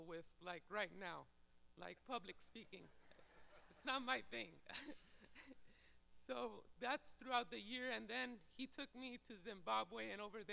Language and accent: English; Puerto Rico; moved away as an adult; also born or lived in Indiana; I'm from Puerto Rico